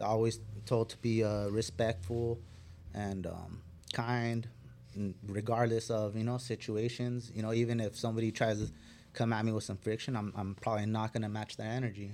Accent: Fillmore, California, United States; I grew up in Fillmore

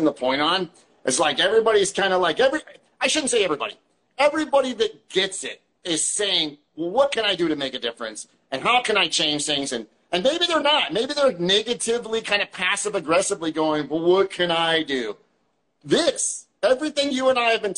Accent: Western Pennsylvania, United States; where I was born in Western PA

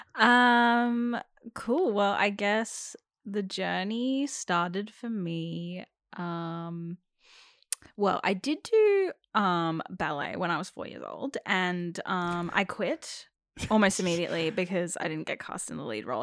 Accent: Melbourne, Victoria, Australia; first language English; I was born in Melbourne

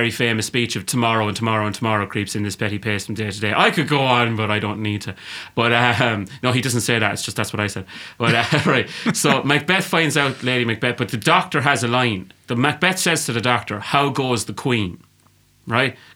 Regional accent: England, United Kingdom

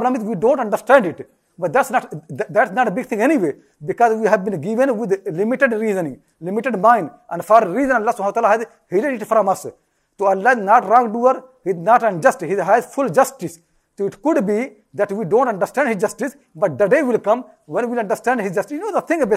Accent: India; I was born in India.

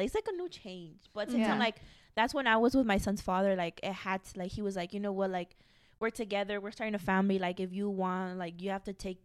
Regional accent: Las Vegas, Nevada, United States; Born and raised in Las Vegas.

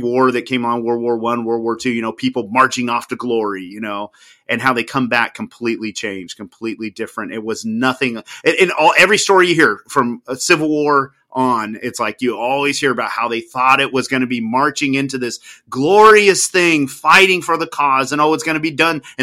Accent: United States; my home country

